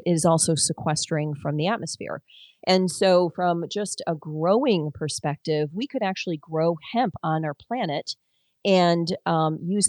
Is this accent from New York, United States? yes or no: no; Detroit, Michigan, United States; I grew up in Detroit